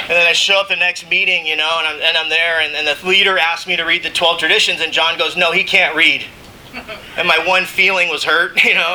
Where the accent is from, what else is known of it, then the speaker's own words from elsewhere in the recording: Mission Viejo, California, United States; I grew up in Mission Viejo, California